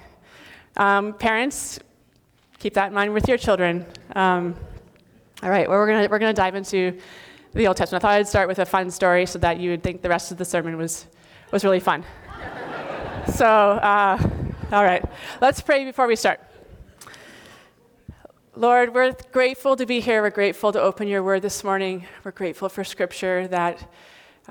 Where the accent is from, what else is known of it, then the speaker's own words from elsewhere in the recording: Northern Ontario, Canada; I was from Northern Ontario